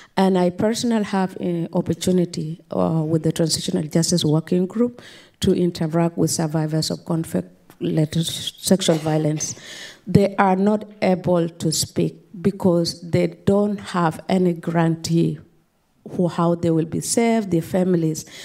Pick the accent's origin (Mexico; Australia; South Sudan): South Sudan; I'm from South Sudan